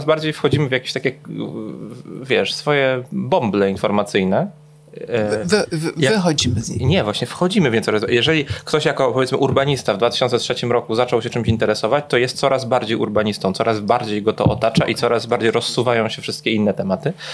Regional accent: Poland; Nie mogę być Polakiem. Oni nigdy, nigdy w swoim życiu nie spotkali nikogo w Warszawie, kto potrafi powiedzieć trzy słowa po rosyjsku.

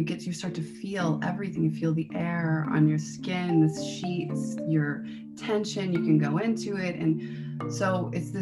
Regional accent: Midwest, United States; I grew up in the Midwest.

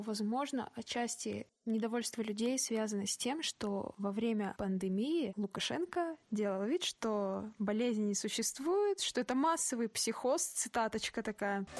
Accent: Kazakhstan

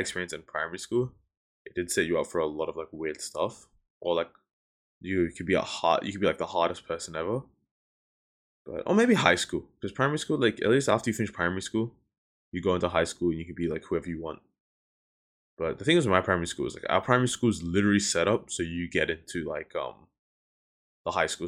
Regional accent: New Zealand; now in Melbourne, Australia; I grew up in New Zealand for a mad long time

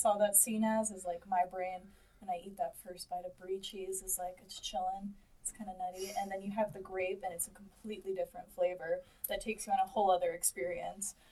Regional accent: Louisiana, United States; moved away; I'm from Louisiana and I have a lot of Cajun roots

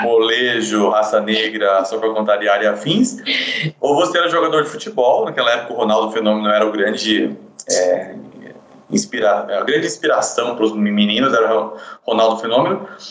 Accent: Sorocaba, São Paulo, Brazil; nasci em São Paulo, depois fui morar em Sorocaba, a gente sempre morou em condições bem, bem simples

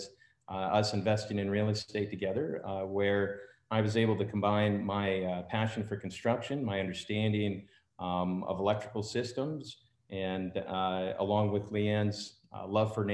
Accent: Alaska, United States; moved away as an adult; now in Austin, United States; I'm also from Alaska

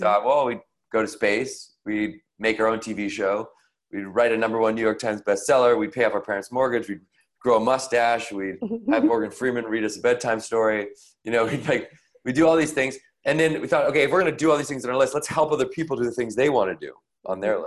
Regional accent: Victoria, British Columbia, Canada; in the neighborhood in Victoria, BC, where I grew up in Canada.

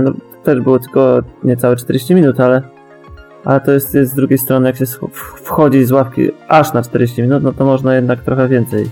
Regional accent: Bąkowo, Pomeranian Voivodeship, Poland; niech będzie z Bąkowa

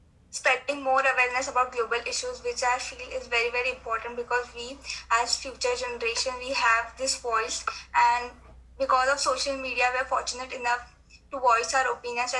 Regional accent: India; I'm from India

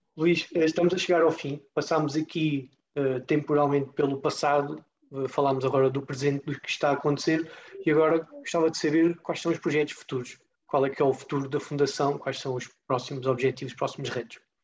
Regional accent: Portalegre, Alentejo, Portugal; eu sou alentejano, sou de Porto Alegre

